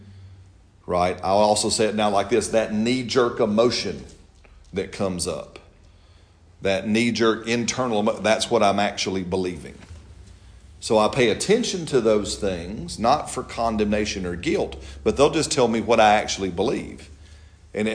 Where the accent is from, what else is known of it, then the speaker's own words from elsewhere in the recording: Alabama, United States; I'm from Alabama